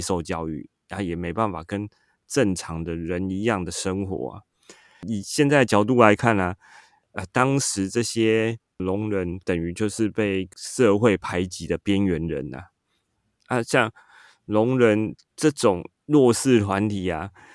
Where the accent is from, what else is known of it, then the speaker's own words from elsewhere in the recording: Taiwan; 他们是利用台湾最普遍使用的我们的国语的文法